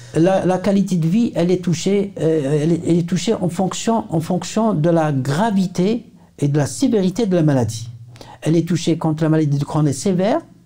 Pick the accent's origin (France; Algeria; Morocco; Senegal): Algeria; chez nous en Algérie